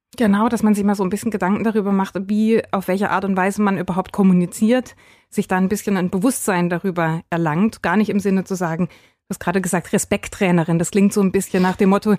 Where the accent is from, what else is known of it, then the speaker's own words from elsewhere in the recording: Freiburg, Baden-Württemberg, Germany; now in Lahr, Germany; ich bin tatsächlich aus Freiburg, gebürtige Freiburgerin